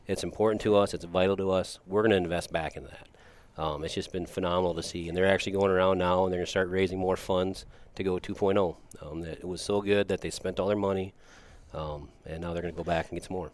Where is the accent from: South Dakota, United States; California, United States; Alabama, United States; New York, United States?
South Dakota, United States; Watertown; growing up in Watertown